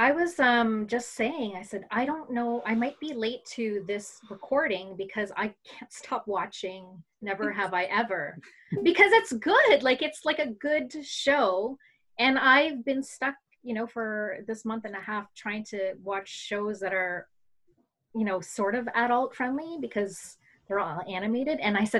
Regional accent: Philippines; yo, everybody, I'm Filipino and I'm … whatever.

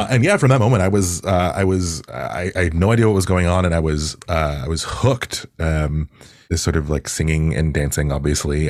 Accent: Toronto, Ontario, Canada; also born or lived in Pickering; I grew up in Agent Court in particular.

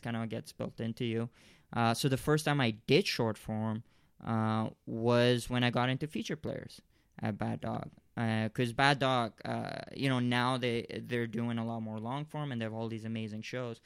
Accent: Malaysia; I grew up in Malaysia.

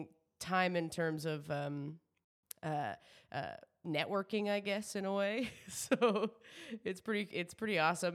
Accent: New Brunswick, Canada; now in Toronto, Canada

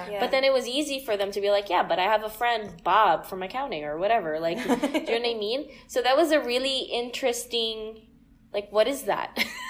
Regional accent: Philippines; like as a Filipino, like you're expected to like take part

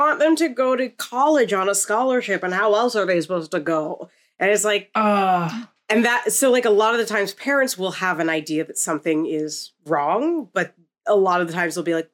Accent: Canada; I'm Canadian

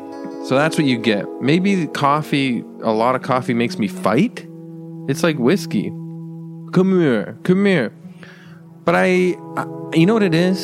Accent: California, United States; I'm from California. I do mushrooms and Joshua tree.

